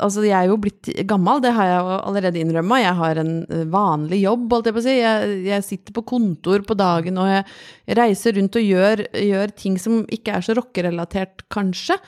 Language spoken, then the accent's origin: Norwegian; Brøttum, Innlandet, Norway; Jeg vokste opp på Brøttum utafor Lillehammer